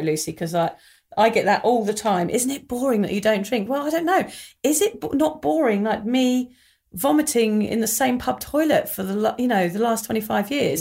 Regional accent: England, United Kingdom; when we were growing up in England in the mid nineties

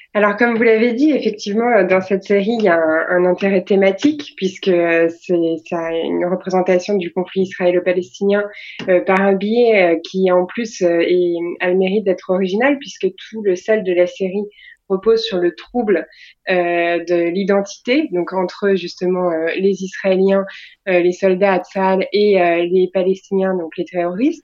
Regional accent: France; on est des Français

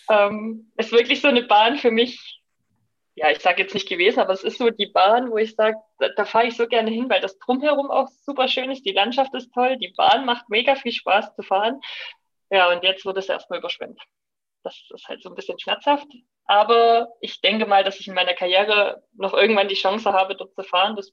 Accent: Saxony, Germany; Und natürlich bei uns im Erzgebirge auch geklöppelt. Ähm, das war so in unserer Familie ein bisschen gang und gäbe.

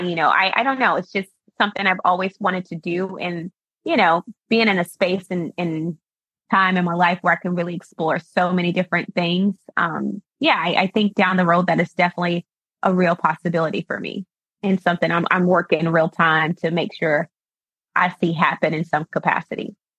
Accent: Arkansas, United States; now in Washington, DC, United States; I'm born and raised in Arkansas

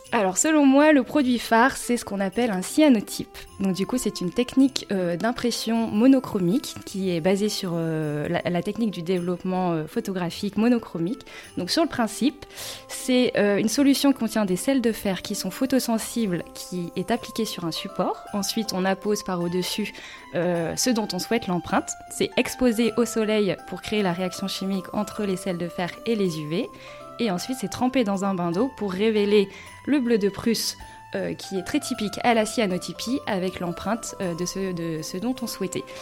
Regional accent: Lille, Hauts-de-France, France; also born or lived in Shanghai, China; Donc je suis lilloise de base.

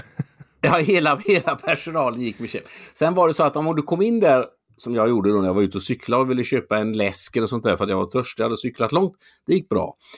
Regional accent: Mölnlycke, Västra Götaland, Sweden; also born or lived in Gothenburg; där jag är uppvuxen då, Mölnlycke

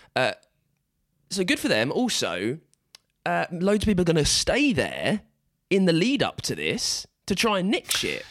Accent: England, United Kingdom; We are all English

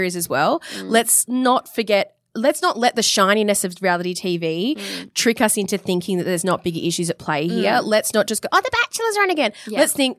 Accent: Perth, Western Australia, Australia; moved away; I'm from Perth.

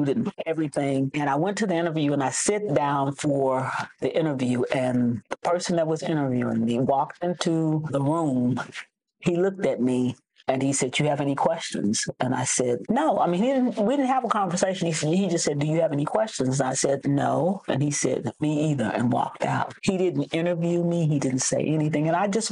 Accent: Hempstead, Texas, United States; also born or lived in Dallas, Texas; I'm originally from Hempstead, Texas

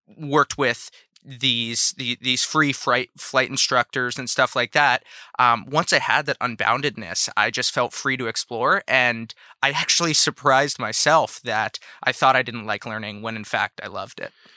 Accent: San Francisco, California, United States; I grew up in San Francisco

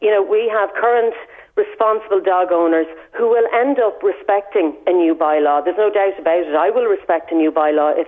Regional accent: Balbriggan, Leinster, Ireland; now in Bettystown, Ireland; I grew up in Balbriggan, so very much beach areas.

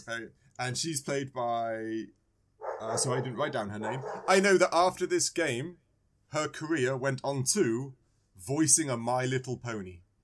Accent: England, United Kingdom; I was born in England.

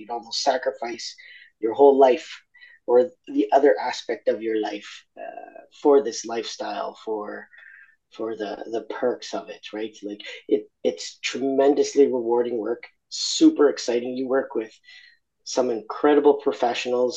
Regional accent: Argentina; now in Australia; I'm originally from Argentina

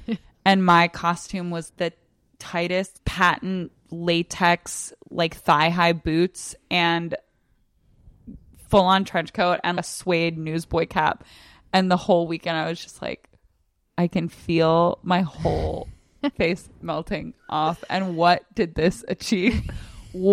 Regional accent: Virginia, United States; Northern Virginia.

